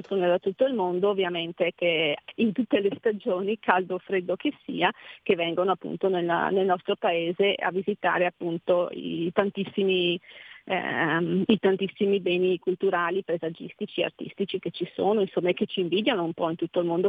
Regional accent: Veneto, Italy; io sono Veneta, Venezia

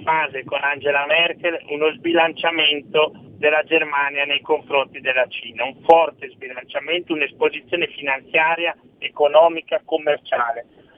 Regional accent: province of Brescia, Lombardy, Italy; sia alla provincia di Brescia che proprio la mia zona è il lago di Garda

